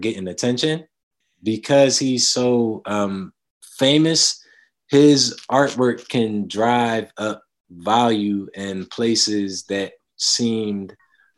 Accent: Philadelphia, Pennsylvania, United States; growing up in Germantown, I remember a lot of Black-owned businesses.

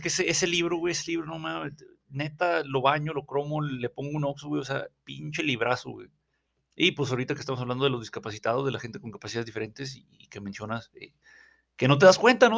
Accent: Mexico

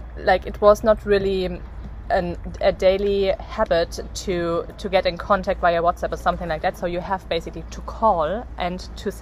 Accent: Bavaria, Germany; born there; English is a second language; even though I was born in Bavaria, but I not fully grew up there, so the Bavarians don't think I'm Bavarian

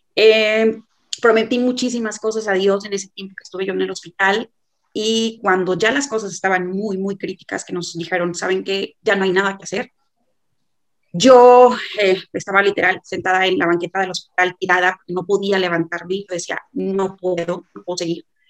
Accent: Monterrey, Nuevo León, Mexico; soy de Monterrey

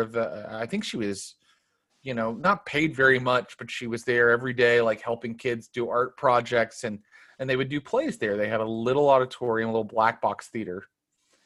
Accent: Cassville, West Virginia, United States; moved away as an adult; now in Los Angeles, United States; I was raised in Cassville, which is outside of Morgantown.

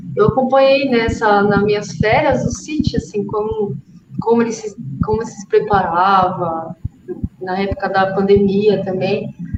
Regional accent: Brazil; Sou brasileira

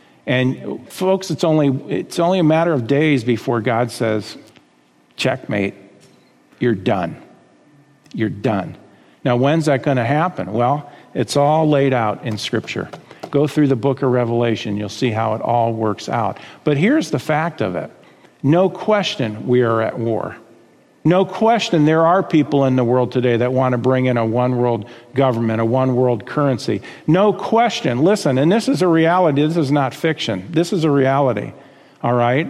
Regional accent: United States; I've got rights as an American citizen

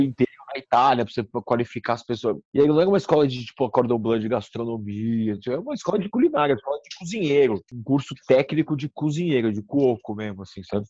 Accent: Santos, São Paulo, Brazil; moved away; also born or lived in London; eu sou de Santos, aí vim morar em São Paulo

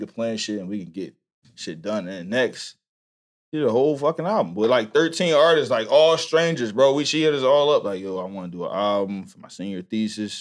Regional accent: Philadelphia, Pennsylvania, United States; I grew up in black family, West Philly. I'm from Vine Street

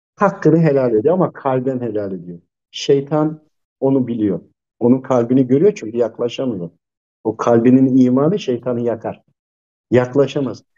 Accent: Tokat, Turkey; ben de Tokatlıyım hemşerim de.

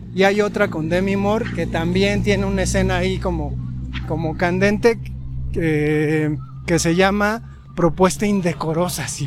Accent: Mexico; como espectadores mexicanos

